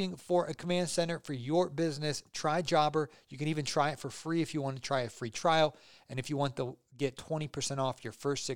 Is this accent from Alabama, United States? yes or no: no; Ohio, United States; I grew up in Ohio